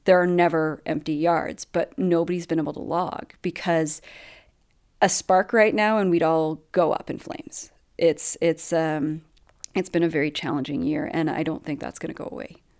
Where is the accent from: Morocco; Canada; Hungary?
Canada; also born or lived in British Columbia; as a Canadian